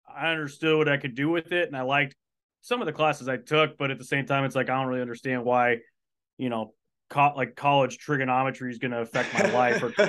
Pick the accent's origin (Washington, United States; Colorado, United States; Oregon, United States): Washington, United States; moved away as an adult; also born or lived in California; now in Buies Creek, United States; Born and raised in Washington State, about an hour south of the Canadian border, so about an hour and a half northeast of Seattle